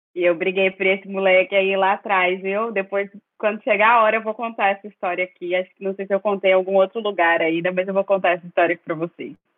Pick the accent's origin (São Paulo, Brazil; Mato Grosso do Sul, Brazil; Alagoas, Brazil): Mato Grosso do Sul, Brazil; Campo Grande; moved away as an adult; now in Foz do Iguaçu, Brazil; sou do Mato Grosso do Sul, de Campo Grande. Moro em Foz há seis anos